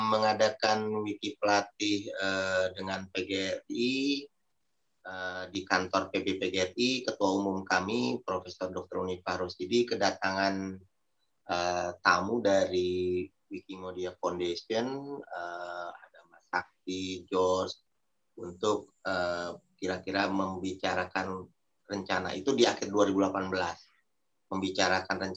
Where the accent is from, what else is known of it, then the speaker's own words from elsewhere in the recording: Bogor, West Java, Indonesia; saya salah satunya dengan rekan saya dari Bogor juga